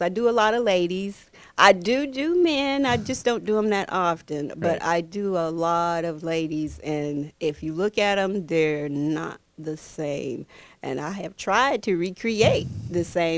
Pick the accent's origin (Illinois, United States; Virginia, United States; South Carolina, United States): South Carolina, United States; now in Georgia, United States; I'm originally from South Carolina